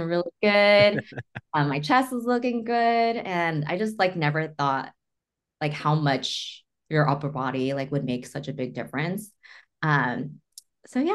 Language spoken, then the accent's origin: English; Northridge, California, United States; I am from Northridge